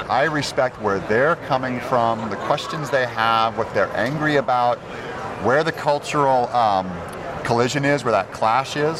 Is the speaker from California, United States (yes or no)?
yes; Turlock, California, United States; moved away; also born or lived in Los Angeles; I was raised in Turlock.